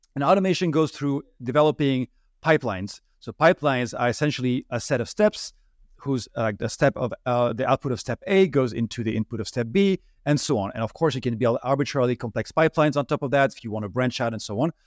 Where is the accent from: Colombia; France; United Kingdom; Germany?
France; English is a second language; moved away as an adult; now in United States; I'm originally from France, as you may be, be able to hear from my accent.